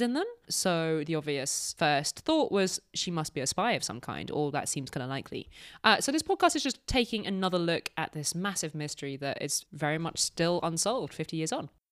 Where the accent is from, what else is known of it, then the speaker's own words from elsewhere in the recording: United Kingdom; as proud British citizens